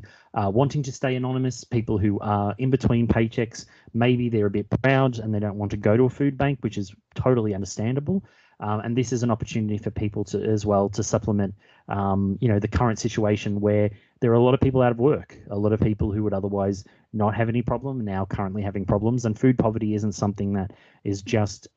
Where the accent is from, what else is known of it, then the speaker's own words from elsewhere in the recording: Melbourne, Victoria, Australia; moved away as an adult; also born or lived in Walthamstow, London; now in London, United Kingdom; I'm originally from Australia, from Melbourne, but moved over to the UK and moved to Walthamstow about 2 years ago.